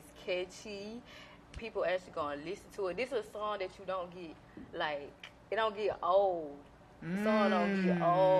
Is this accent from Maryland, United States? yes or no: no; Thomaston, Georgia, United States; now in Atlanta, United States; Well, I grew up in Thomaston, Georgia. I grew up in Thomaston, Georgia. The country.